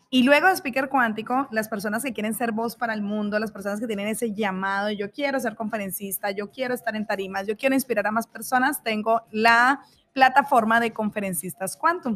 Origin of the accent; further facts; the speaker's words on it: Colombia; now in Mexico; Yo soy colombiana, vivo en México